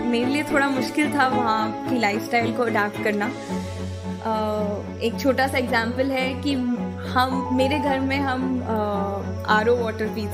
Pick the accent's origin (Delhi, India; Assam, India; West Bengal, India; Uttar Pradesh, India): Delhi, India; वैसे तो मैं दिल्ली की रहने वाली हूँ बट uh, मेरे जो पिताजी हैं वो uh, एक आर्मी पर्सनल हैं तो हर दो साल सिटी टू सिटी मूव करते हुए